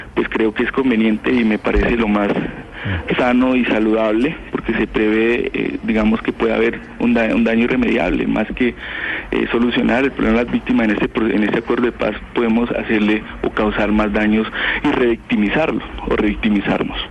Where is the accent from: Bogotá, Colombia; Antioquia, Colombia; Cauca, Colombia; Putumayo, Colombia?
Putumayo, Colombia; Yo soy de la región de Putumayo